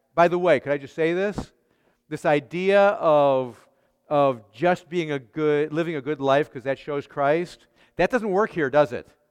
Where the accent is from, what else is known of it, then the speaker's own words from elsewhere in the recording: Chicago, Illinois, United States; I grew up in Chicago.